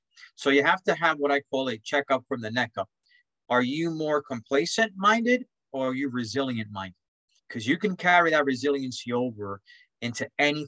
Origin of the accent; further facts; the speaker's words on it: New York City, New York, United States; I grew up in Spanish Harlem